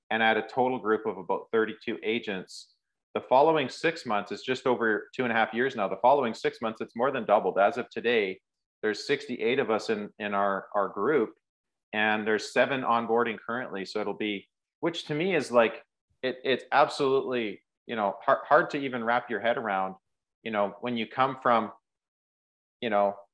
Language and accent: English; Rocky Mountains, Canada; moved away as an adult; now in Prairies, Canada; But I moved 10 hours, 11 hours away from home, which I grew up in the Rocky Mountains. I moved to the, the prairies and um, as a 19 year old kid, I got my trades ticket.